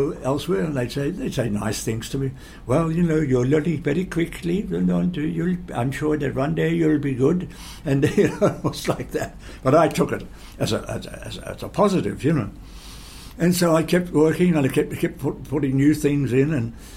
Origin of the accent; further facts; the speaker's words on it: Geelong, Victoria, Australia; I would travel back home to Geelong